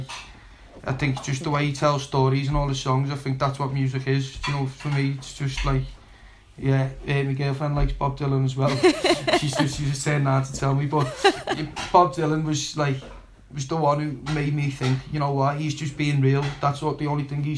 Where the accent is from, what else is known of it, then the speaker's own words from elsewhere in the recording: Liverpool, North West England, United Kingdom; for most kids growing up in Liverpool, footy was the be-all, end-all for me